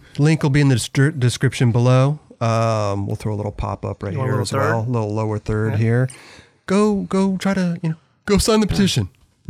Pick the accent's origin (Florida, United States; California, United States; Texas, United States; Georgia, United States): California, United States; Malibu; I grew up in Malibu, Santa Monica area.